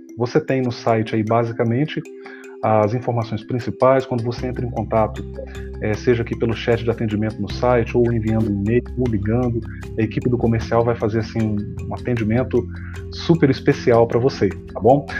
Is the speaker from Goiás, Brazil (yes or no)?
no; Cariacica, Espírito Santo, Brazil; no município de Cariacica, minha terra